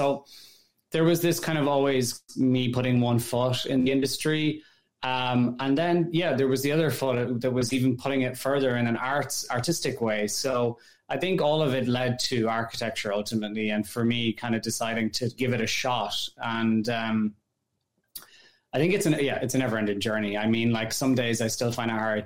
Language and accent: English; Ireland; moved away as an adult; also born or lived in France / Netherlands; now in New York, United States; I grew up in Ireland and in rural Ireland. So, you know, I'm from the countryside